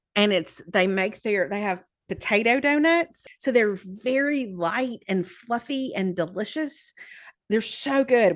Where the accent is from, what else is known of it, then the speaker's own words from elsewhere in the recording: the South, Southern United States, United States; accent: Southern; also born or lived in Birmingham; self-conscious about my accent here